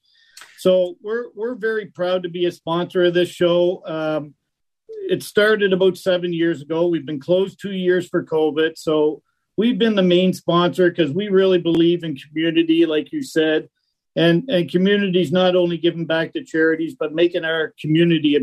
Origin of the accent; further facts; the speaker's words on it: Halifax, Nova Scotia, Canada; now in Kitchener, Canada; I'm coming to you live from downtown Halifax, my hometown